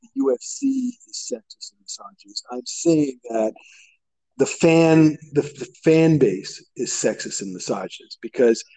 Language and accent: English; Canada